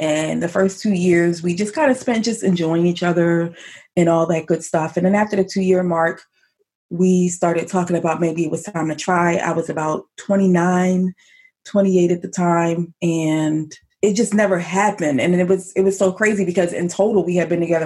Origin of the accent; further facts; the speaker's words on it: Elkridge, Maryland, United States; Actually, it's called Elk Ridge, but it's in Howard County, Maryland